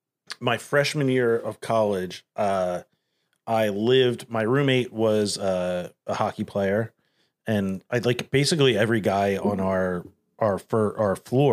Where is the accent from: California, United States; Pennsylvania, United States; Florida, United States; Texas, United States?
Pennsylvania, United States; Philadelphia; As a Philadelphian